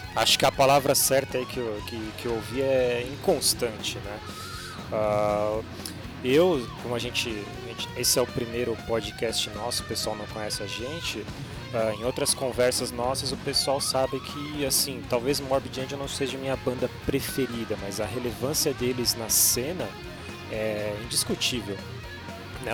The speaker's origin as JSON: {"language": "Portuguese", "area": "ABC Paulista", "region": "São Paulo", "country": "Brazil", "lives_now": "São Paulo, Brazil", "said": "estou em São Paulo, São Paulo. Sou do ABC"}